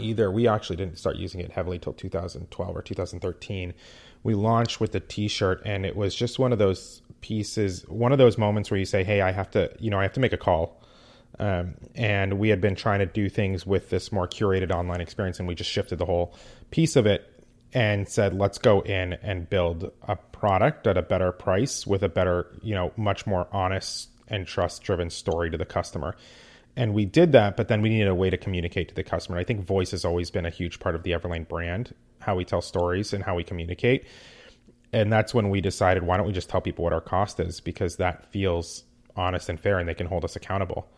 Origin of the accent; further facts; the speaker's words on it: West Coast, United States; also born or lived in New York; I grew up on the West Coast